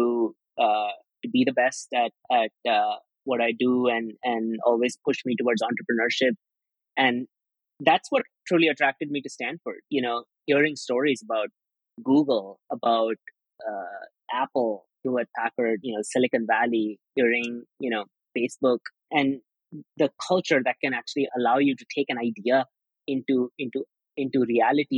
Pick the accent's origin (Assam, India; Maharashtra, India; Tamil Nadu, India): Maharashtra, India; Mumbai; also born or lived in Ajmer, Rajasthan, India; now in United States; I lived most of my childhood in Mumbai